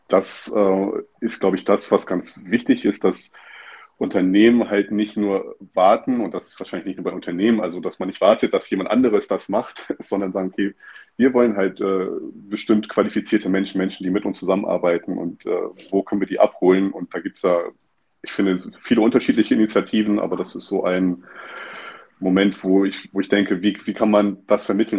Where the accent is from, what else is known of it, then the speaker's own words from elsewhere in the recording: Stralsund, Mecklenburg-Vorpommern, Germany; moved away; ich bin in Stralsund aufgewachsen